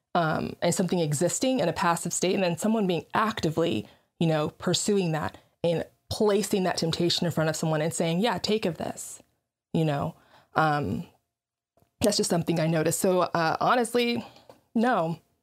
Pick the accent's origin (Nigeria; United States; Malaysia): Nigeria; I'm black, I'm Nigerian